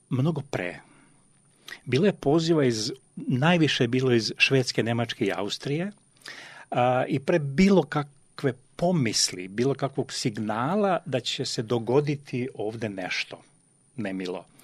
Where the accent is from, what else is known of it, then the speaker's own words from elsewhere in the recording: Vojvodina, Serbia; moved away as an adult; also born or lived in Sanski Most, Bosnia and Herzegovina / Novi Sad, Serbia; now in Vienna, Austria; rođen sam u Bosni kod, kod Sanskog mosta i sa šest meseci života su me preneli u Vojvodinu. I odatle e, sam opet došao u Novi Sad kao mlad